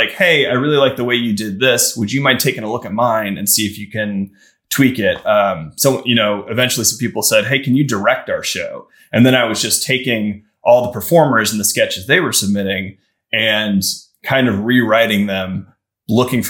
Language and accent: English; Midwest, United States; also born or lived in Chicago; I'm from the Midwest.